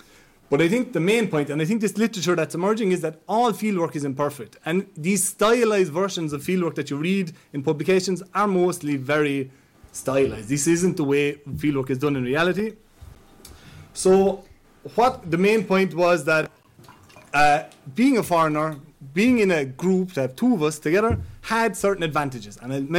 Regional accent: Ireland; accent: Irish; as you can see, I sound like I'm from Ireland, I look like I'm from Ireland

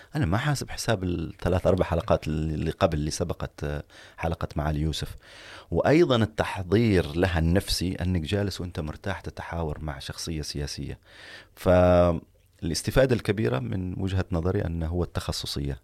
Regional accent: Oman; نحن أبناء عمان

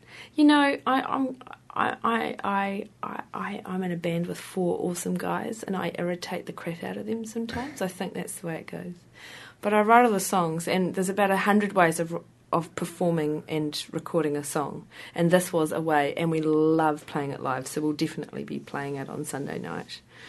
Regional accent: Hastings, South East England, United Kingdom; I grew up in Hastings, and Hastings is flat.

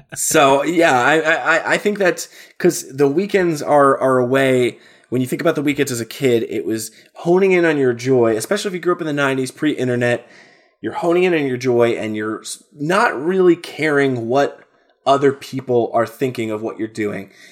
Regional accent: New Jersey, United States; my small state of New Jersey

